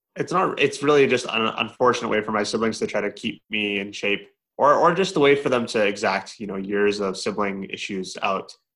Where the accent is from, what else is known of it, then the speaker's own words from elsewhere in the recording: Edmonton, Alberta, Canada; I was born and raised in Edmonton, Alberta.